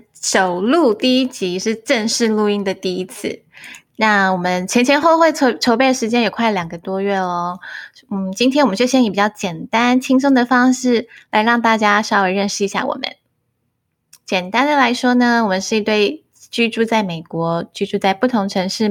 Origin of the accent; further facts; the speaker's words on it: Taiwan; accent: Taiwanese Mandarin; 我也会有一些是台湾国语的部分